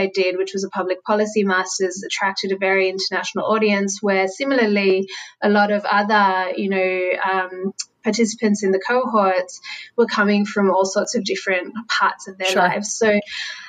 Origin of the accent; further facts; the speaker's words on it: Sydney, New South Wales, Australia; moved away as an adult; now in New York, United States; As you might be able to hear, I'm not from New York where I'm based. I'm a Sydney-sider